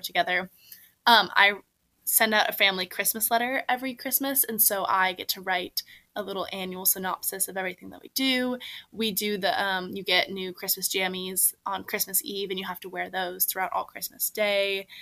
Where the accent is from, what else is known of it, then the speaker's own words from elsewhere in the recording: Seattle, Washington, United States; moved away as an adult; now in Washington, D.C., United States; I also was a big seasonal depression girly growing up in the Seattle area.